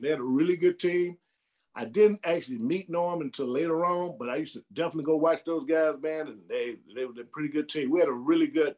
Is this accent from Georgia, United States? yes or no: yes; Macon, Georgia, United States; moved away as an adult; now in Phoenix, United States; I'm from Macon, Georgia.